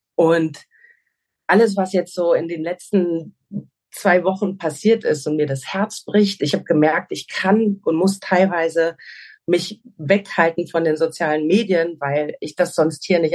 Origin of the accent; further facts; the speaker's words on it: Hesse, Germany; moved away as an adult; now in Portugal; Ich komme auch aus Hessen